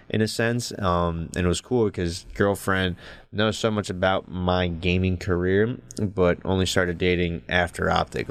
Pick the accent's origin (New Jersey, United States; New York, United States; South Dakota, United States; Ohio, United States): New Jersey, United States; I was from Jersey